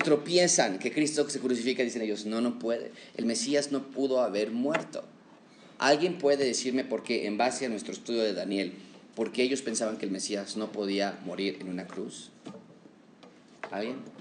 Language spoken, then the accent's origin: Spanish; Mexico; como mexicanos